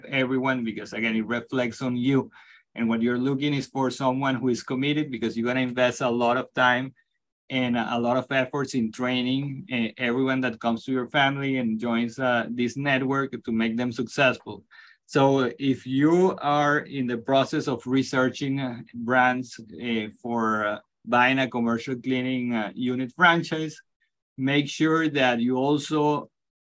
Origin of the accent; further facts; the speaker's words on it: Venezuela; English is a second language; moved away; as a Latino myself, I'm originally from Venezuela